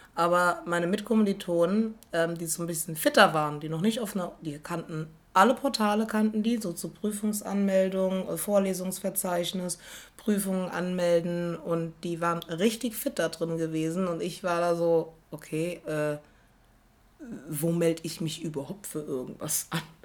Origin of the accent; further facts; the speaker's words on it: Rhineland-Palatinate, Germany; first language German; moved away as an adult; now in Berlin, Germany; bei uns in Rheinland-Pfalz